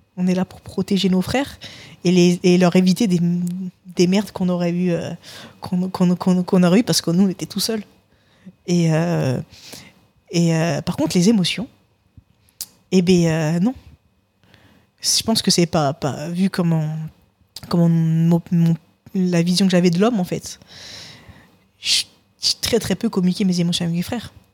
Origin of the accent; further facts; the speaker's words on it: Paris suburbs, Île-de-France, France; now in Toulouse, France; j'ai grandi euh, dans, bah, littéralement en banlieue parisienne